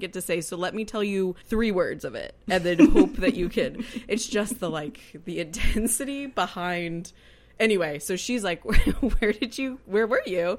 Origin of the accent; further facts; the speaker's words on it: Kansas City, United States; me being from Kansas City is whenever I say I'm from Kansas City, they're like, "Kansas or Missouri?"